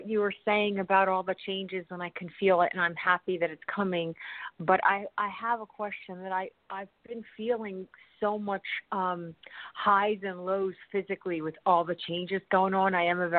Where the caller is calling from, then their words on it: Scottsdale, Arizona, United States; Scottsdale, Arizona.